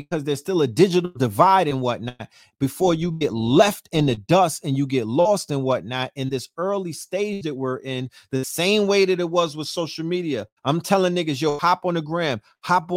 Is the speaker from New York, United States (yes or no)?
yes; New York, United States; I'm a New Yorker